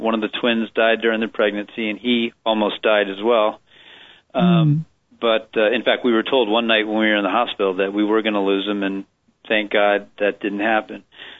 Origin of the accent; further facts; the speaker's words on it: Maryland, United States; moved away as an adult; also born or lived in Washington, D.C. / Richmond, Virginia; now in Portland, Maine, United States; We're D.C. natives, and we grew up in Maryland and went to school down in Richmond, Virginia. But then in 1998, I transferred up to the Portland, Maine field office of the U.S. Probation Office.